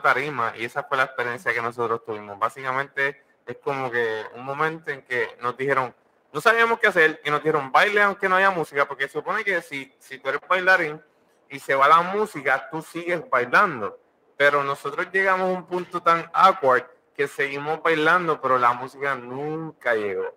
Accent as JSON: {"language": "Spanish", "country": "Puerto Rico", "said": "Mi madre es Cocola, somos puertorriqueños, nací cerca de Puerto Rico"}